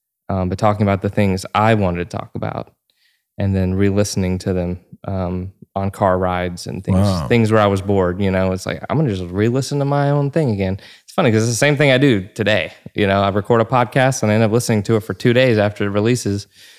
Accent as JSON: {"language": "English", "region": "Georgia", "country": "United States", "tie": "born or raised there"}